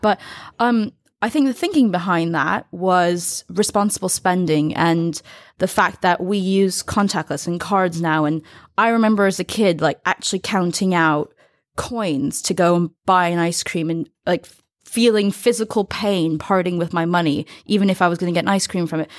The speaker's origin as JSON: {"language": "English", "country": "United States", "said": "as an American"}